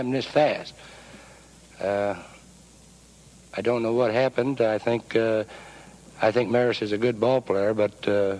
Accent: Kansas City, Missouri, United States; also born or lived in New York; Kansas City is my hometown

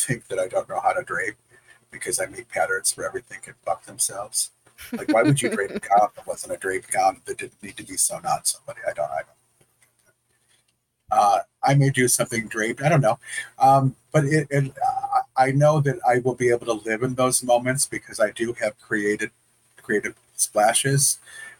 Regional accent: Detroit, Michigan, United States; I'm from Detroit

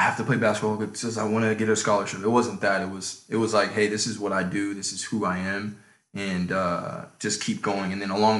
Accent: Chicago, Illinois, United States; I was born in Chicago in the 90s

